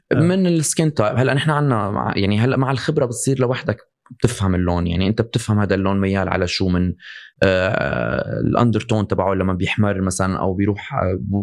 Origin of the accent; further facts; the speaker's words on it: Syria; انا مثلا لما من صغري انا بسوريا